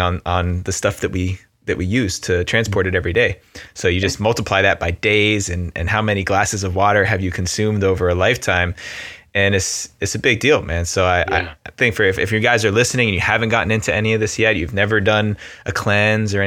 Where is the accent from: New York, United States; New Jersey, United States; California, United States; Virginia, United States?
New Jersey, United States; I grew up, you know, growing up in New Jersey